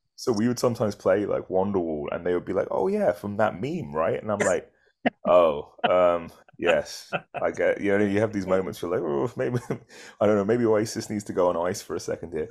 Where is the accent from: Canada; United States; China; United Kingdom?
United Kingdom; moved away; we're British